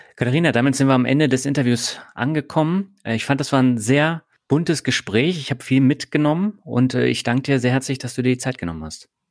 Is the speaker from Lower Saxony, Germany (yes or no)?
no; Berlin, Germany; moved away; also born or lived in Lübeck / Hamburg / Baden-Württemberg; Also ich komme aus Lübeck, bin mhm. in Berlin aufgewachsen.